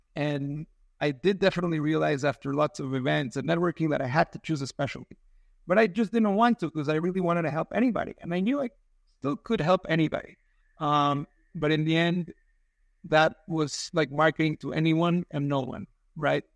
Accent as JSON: {"language": "English", "region": "Mexico City", "country": "Mexico", "moved": "yes", "lives_now": "San Diego, United States", "said": "I'm from Mexico City. I live in San Diego"}